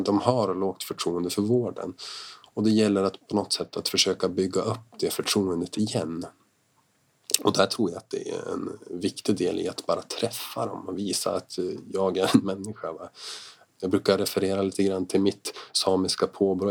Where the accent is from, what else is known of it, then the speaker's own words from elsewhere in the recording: Jämtland, Sweden; jag är ju från Jämtland, jag är från den här trakten